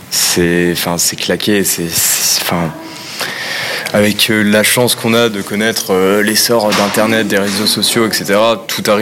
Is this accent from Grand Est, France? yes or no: yes; Nancy, Grand Est, France; nous on vient de Nancy, on aime bien notre petite ville